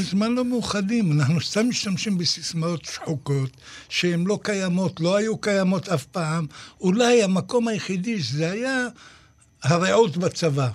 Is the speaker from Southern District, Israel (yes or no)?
yes; Ashdod, Southern District, Israel; אצלנו בשכונה, בפחונים, באשדוד